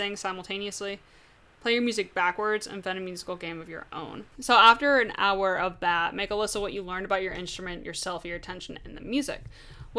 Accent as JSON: {"language": "English", "region": "Georgia", "country": "United States", "tie": "born or raised there", "also_born_or_lived": "Vermont", "said": "I've lived in Georgia since I was almost six, and Georgia's my home"}